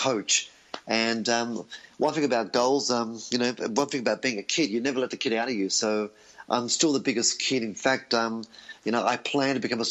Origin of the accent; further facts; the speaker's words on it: Australia; I was born in Australia to Greek parents who had migrated from Europe